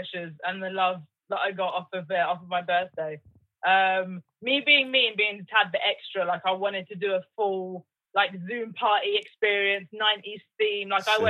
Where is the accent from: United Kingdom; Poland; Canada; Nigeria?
United Kingdom; Oxfordshire, Buckinghamshire, South East England; also born or lived in London; I'm actually an honorary Londoner. Like, people think I'm from London, but I'm not. I'm from, like, Oxfordshire, Buckinghamshire.